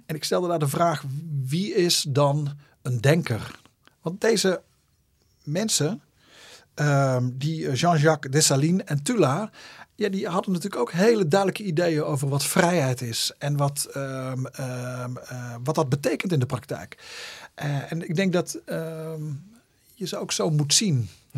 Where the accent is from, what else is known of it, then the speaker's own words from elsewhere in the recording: Zundert, North Brabant, Netherlands; Ik kom uit Zundert, dat ligt tussen Breda en Antwerpen.